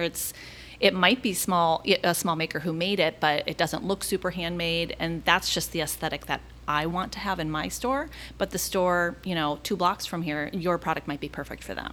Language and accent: English; Minneapolis, Minnesota, United States; now in Orlando, United States; I'm originally from Minneapolis